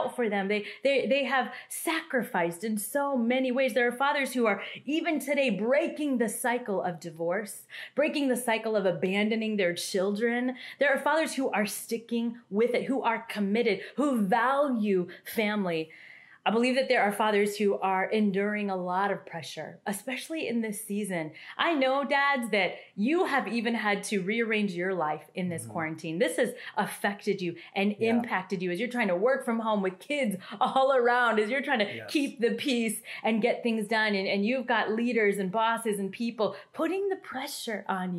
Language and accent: English; Kansas, United States; also born or lived in India; I was adopted from India when I was 3 years old, and I grew up in a white family, in a white community in the middle of Kansas